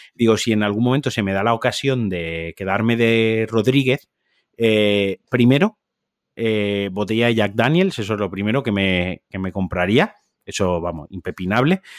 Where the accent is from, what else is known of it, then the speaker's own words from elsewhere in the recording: Valencian Community, Spain; Yo soy valenciano